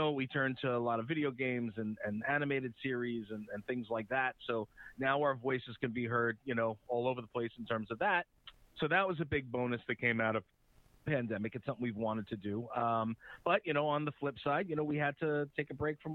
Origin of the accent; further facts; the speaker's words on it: Uniondale, New York, United States; accent: Long Island; I'm a Long Island guy. I've been here, born and raised, 46 years old. I grew up in Uniondale, here